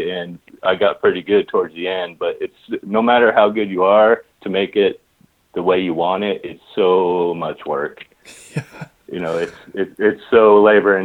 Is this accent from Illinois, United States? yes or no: no; Long Beach, California, United States; I grew up in Long Beach, and in our high school, we had regional occupational programs.